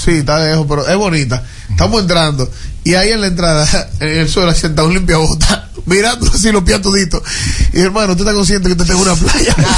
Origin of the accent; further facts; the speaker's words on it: Dominican Republic; yo soy dominicano